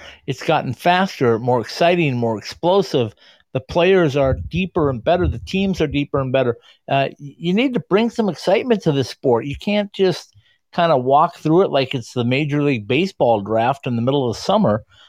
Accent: Minnesota, United States; born or raised there

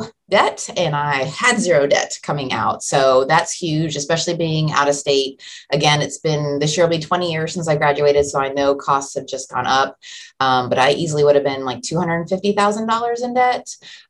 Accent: Florida, United States; moved away as an adult; also born or lived in San Diego, California / Atsugi, Japan / Shelbyville, Kentucky; now in Louisville, United States; I'm from Florida

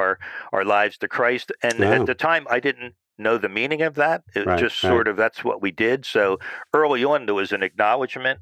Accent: New Jersey, United States; I grew up in South Jersey, sort of a suburb type of community

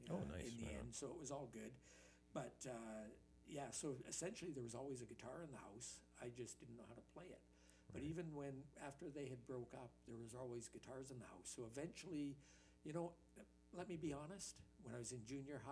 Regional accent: Thunder Bay, Ontario, Canada; moved away as an adult; also born or lived in Dryden, Ontario; now in Winnipeg, Canada; All of my school years were in Thunder Bay

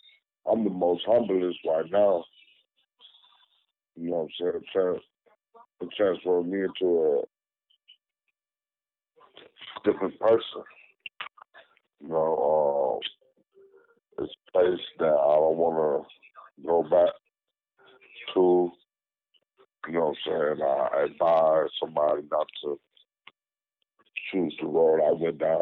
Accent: Lansing, Michigan, United States; also born or lived in Blytheville, Arkansas; I was born in Blytheville, Arkansas. But I was raised up here in Lansing, Michigan

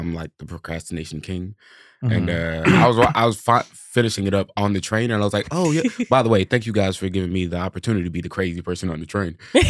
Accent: Texas, United States; Yeah, but I came from Texas.

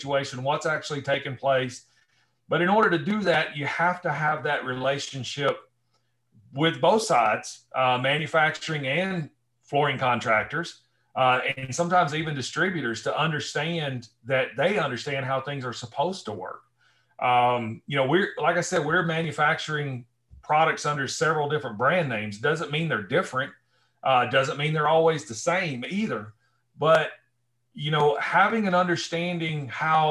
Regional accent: Northwest Alabama, United States; also born or lived in Northwest of Detroit, Michigan; now in Michigan, United States; I grew up in Northwest Alabama

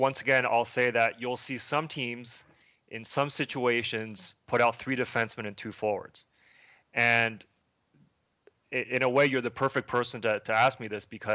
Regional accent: Montreal, Quebec, Canada; moved away; also born or lived in Toronto; I'm not from Toronto. I'm from Montreal

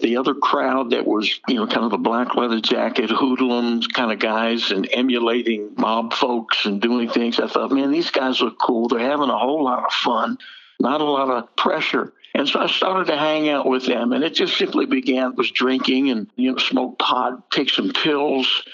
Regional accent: Jersey Shore, New Jersey, United States; I grew up on the Jersey Shore and I'm Jewish

